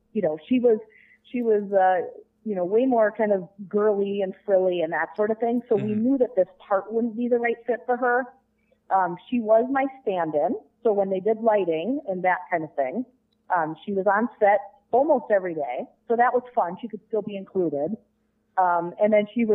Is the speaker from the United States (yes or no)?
yes; Minnesota, United States; I grew up in Minnesota